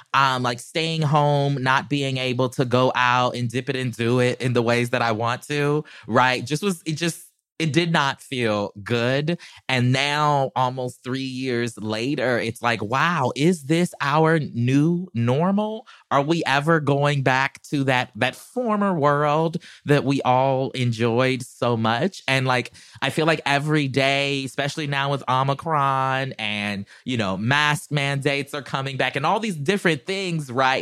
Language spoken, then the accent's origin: English; South Carolina, United States; now in Los Angeles, United States; I'm country, I'm from South Carolina